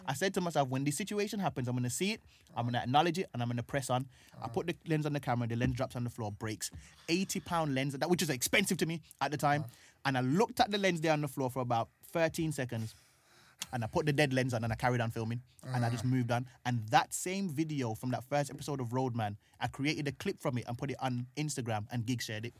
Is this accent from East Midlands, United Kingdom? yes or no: no; Birmingham, West Midlands, United Kingdom; moved away as an adult; now in London, United Kingdom; So I'm growing up in Brom trying to achieve these things, doing comedy and stuff like that, always having this dream. And then I've hit a ceiling in Brom, come to London